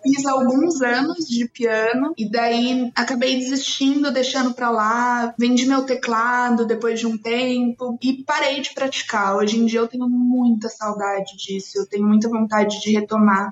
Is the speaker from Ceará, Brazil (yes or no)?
no; São Paulo, Brazil; also born or lived in Presidente Prudente; Eu nasci aqui em São Paulo mesmo. Daí eu morei aqui em São Paulo minha infância inteira e fui para Presidente Prudente.